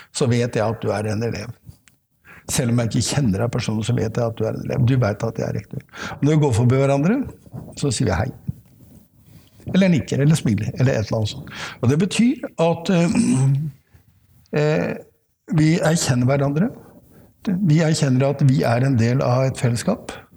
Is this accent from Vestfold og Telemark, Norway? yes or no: no; Oslo, Norway; jeg er oppvokst midt i Oslo